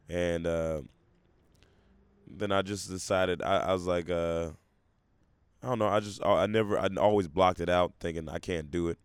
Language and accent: English; Memphis, Tennessee, United States; also born or lived in Portland, Oregon; I was raised most of my adolescence in Memphis, Tennessee.